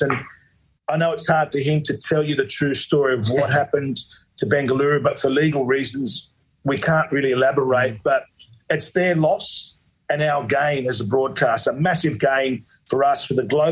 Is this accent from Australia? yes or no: yes; Australia; being a Aussie born